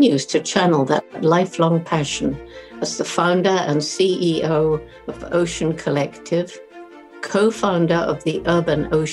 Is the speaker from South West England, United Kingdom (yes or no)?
yes; Bournemouth, South West England, United Kingdom; born or raised there